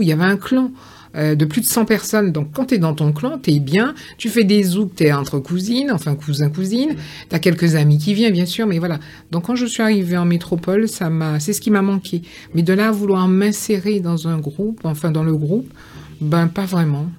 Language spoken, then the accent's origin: French; Pointe-à-Pitre, Guadeloupe; now in France; j'ai vécu à Pointe-à-Pitre, enfin je suis née à Pointe-à-Pitre